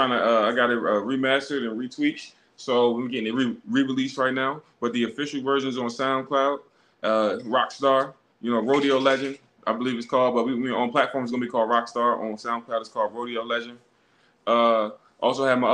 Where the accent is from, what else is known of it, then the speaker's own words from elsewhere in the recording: Baltimore, Maryland, United States; I was born and raised in East Baltimore